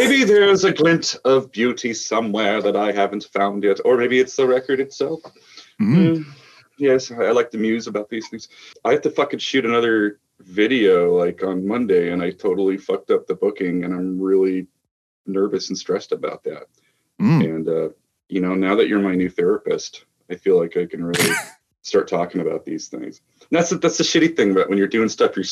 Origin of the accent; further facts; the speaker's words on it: Alaska, United States; I grew up in Alaska